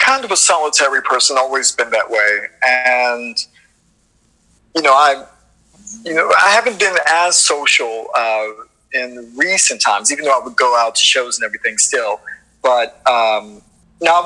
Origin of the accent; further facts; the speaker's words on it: Washington, District of Columbia, United States; also born or lived in Hyattsville, Maryland; I'm from Northwest DC originally, and I grew up in Northwest, Northeast